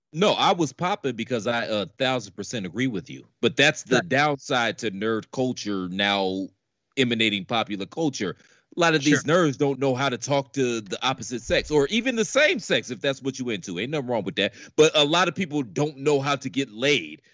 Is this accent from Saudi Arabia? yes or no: no; Midwest, United States; I'm from the Midwest too